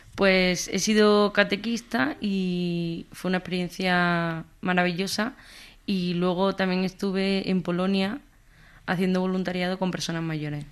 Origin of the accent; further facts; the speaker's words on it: Jaén, Andalusia, Spain; now in Madrid, Spain; Soy de Jaén, aunque vivo en Madrid